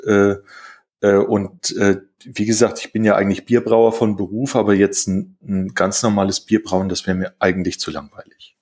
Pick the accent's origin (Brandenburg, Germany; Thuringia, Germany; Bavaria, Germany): Bavaria, Germany; Rhön, Lower Franconia; now in Berlin, Germany; also ich wohne ja jetzt in Berlin äh, und äh, geboren bin ich ja in der Rhön äh, in Unterfranken.